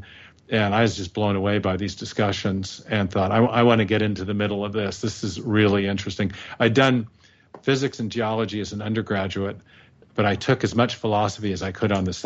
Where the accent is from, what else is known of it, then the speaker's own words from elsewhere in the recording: the Northwest, Pacific Northwest, United States; also born or lived in England; I was raised in the Northwest here. I'm in Seattle now.